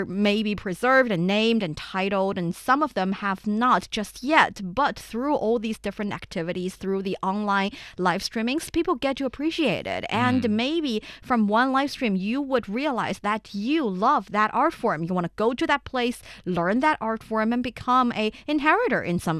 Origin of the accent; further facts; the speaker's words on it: Shanxi, China; recently took place in North China's Shanxi province, which is my hometown.